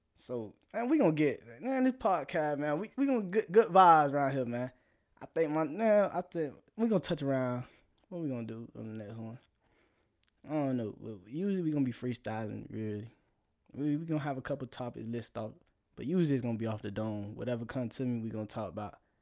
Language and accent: English; South Florida, United States; I'm from South Florida, so, you know, vibing what we do. That's all we do down there